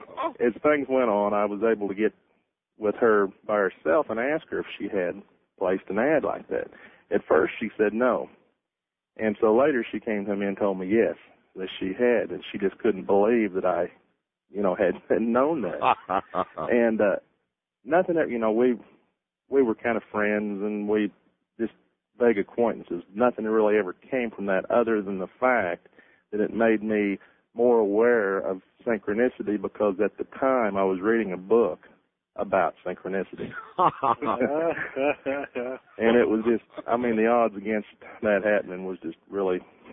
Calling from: Seneca, Missouri, United States; from Seneca, Missouri.

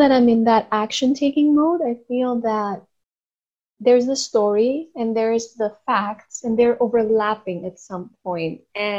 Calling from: Athens, Attica, Greece; I'm calling from Greece.

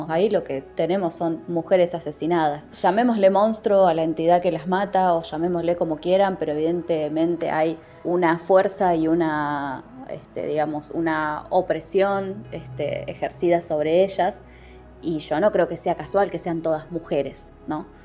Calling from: Rosario, Santa Fe, Argentina; Hola, Fábrica de Fantasmas, ¿cómo están? … de Rosario.

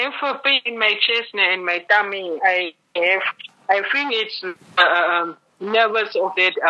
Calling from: Namibia; I'm calling from Namibia

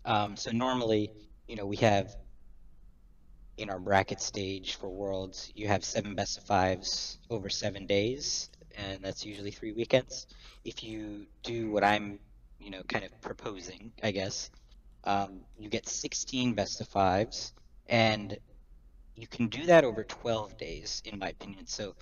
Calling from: Charlotte, North Carolina, United States; Calling from Charlotte, North Carolina.

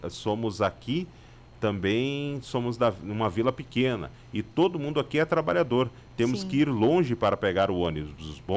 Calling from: Porto Alegre, Rio Grande do Sul, Brazil; Bom dia, Ana e Marcelo, sou do Passo da Areia.

